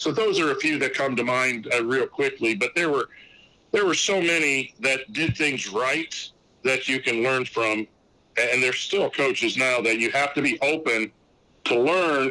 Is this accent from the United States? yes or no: yes; La Porte, Indiana, United States; I'm originally from Laporte, Indiana